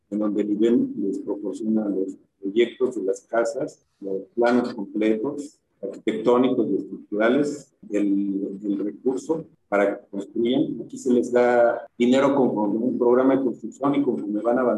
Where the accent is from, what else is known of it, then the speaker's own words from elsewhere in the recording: Mexico City, Mexico; born there; soy ingeniero civil, egresado de la UNAM, en México. Soy nacido en la Ciudad de México, tengo ya 36 37 años viviendo en el interior del país, en diferentes ciudades